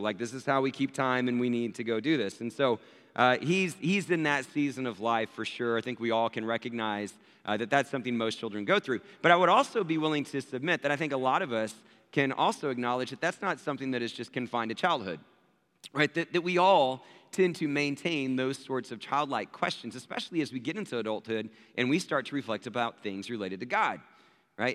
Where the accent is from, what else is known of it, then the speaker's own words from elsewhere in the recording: Abilene, Texas, United States; I was born in Abilene, Texas